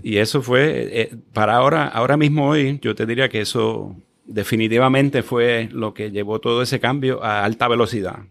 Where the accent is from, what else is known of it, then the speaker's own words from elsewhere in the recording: Guaynabo, Puerto Rico; yo crecí en Guaynabo